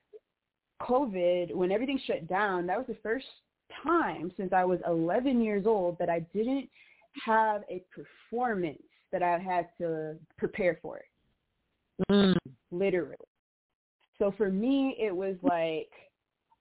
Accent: Chicago, Illinois, United States; I'm from Chicago. I'm from Inglewood

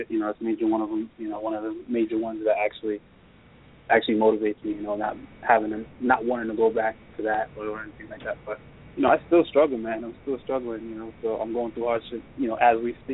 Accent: Jamaica; moved away; growing up in Jamaica, I didn't really have a dad.

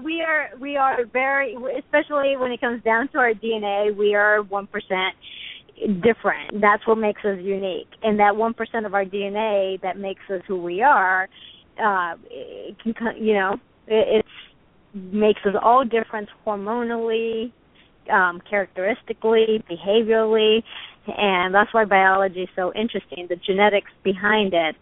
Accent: United States; as an American

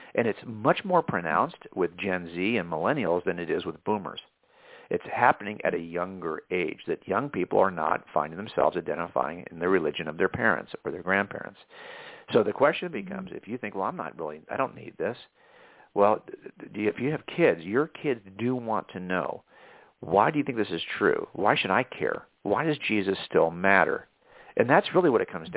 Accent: Southern California, United States; I was raised in in Southern California

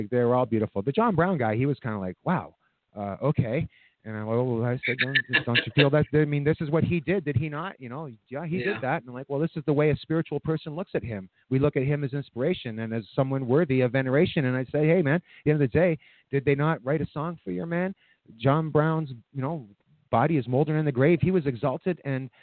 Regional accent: Scotland, United Kingdom; now in Canada; I was born in Scotland. I have a very big, very big, rich love for my culture.

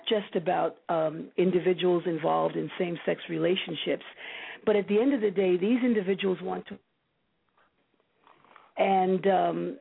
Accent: New York City, New York, United States; I was born and raised in the Bronx

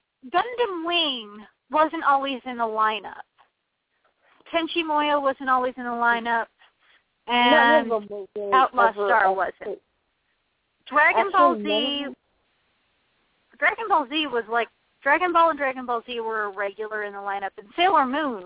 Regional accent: United States; I'm American and I've been reading from left to right my entire life.

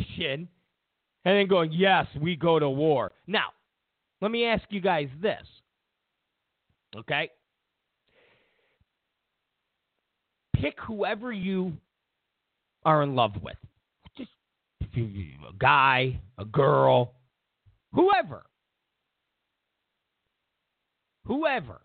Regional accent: New York, United States; I'm a New Yorker. I'm from New York

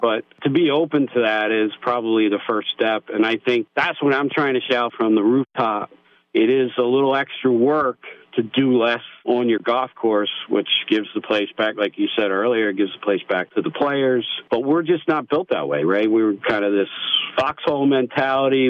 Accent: United States; growing up in America not being big on math

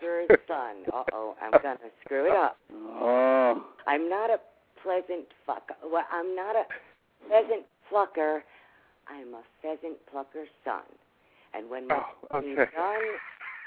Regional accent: Palm Beach, Florida, United States; I come from Palm Beach

